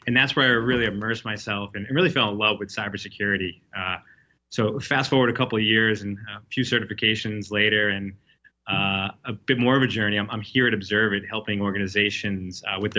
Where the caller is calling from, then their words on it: Boston, Massachusetts, United States; I'm dialing in from the Back Bay of Boston